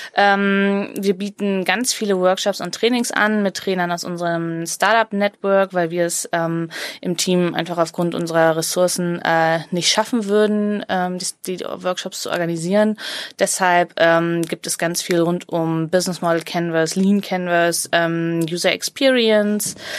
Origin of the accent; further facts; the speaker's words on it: Cologne, North Rhine-Westphalia, Germany; als Kölnerin